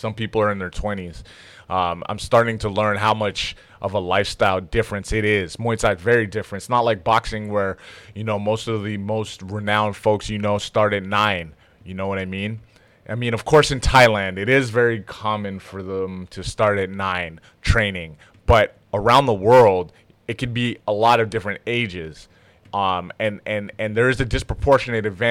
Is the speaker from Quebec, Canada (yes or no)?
no; Toronto, Ontario, Canada; now in San Jose, United States; I was born in Toronto